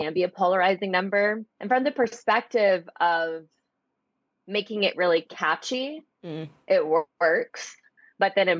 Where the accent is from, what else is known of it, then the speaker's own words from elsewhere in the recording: Arkansas, United States; I'm from Arkansas, which is not really the most progressive in terms of sustainability